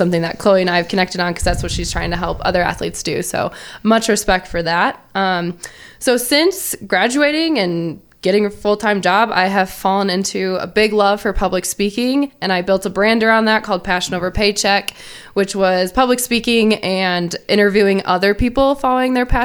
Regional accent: Indianapolis, Indiana, United States; I am from Indianapolis

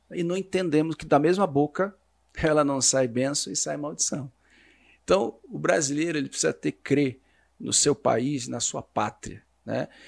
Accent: Curitiba, Paraná, Brazil; now in Balneário Camboriú, Brazil; Nasci no Paraná, nasci

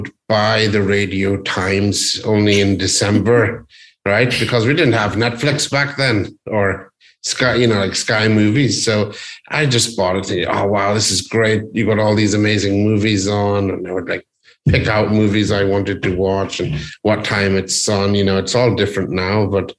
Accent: Northern Ireland, United Kingdom; I was born in Northern Ireland.

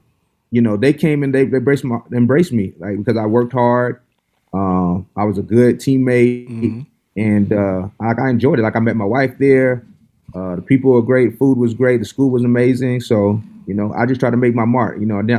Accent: the South, United States; because I come from Bible Belt, I came from the South, and then going to the West Coast

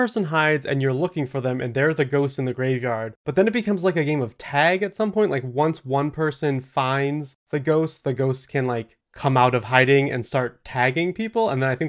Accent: Lost City, Oklahoma, United States; I grew up in Lost City, which already very spooky.

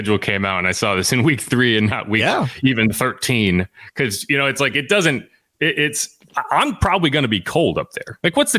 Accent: New England, United States; now in New Orleans, United States; I grew up in New England

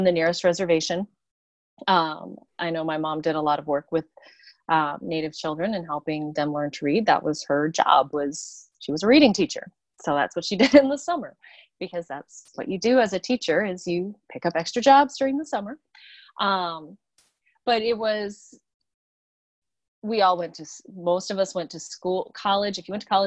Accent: South Dakota, United States; growing up in a small town in South Dakota

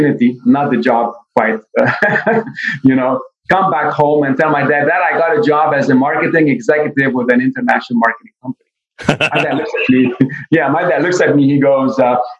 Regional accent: Beirut, Beirut Governorate, Lebanon; English is a second language; now in United States; I was born and raised in Beirut, Lebanon.

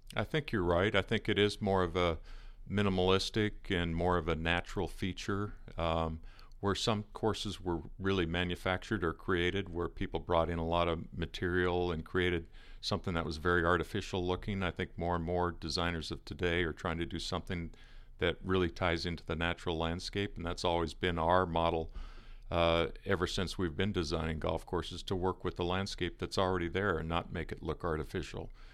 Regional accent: Seattle, Washington, United States; moved away as an adult; also born or lived in Arizona; living in the Northwest. I'm from the Seattle area originally

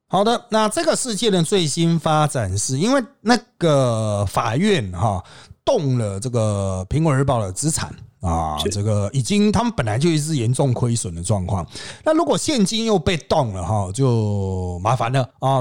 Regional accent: Taiwan; 我们台湾人

